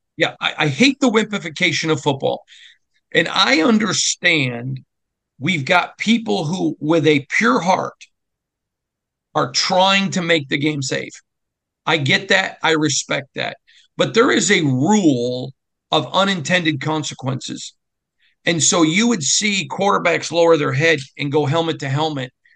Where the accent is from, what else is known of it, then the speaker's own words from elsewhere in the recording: Lansing, Michigan, United States; moved away; being from Michigan, growing up in Lansing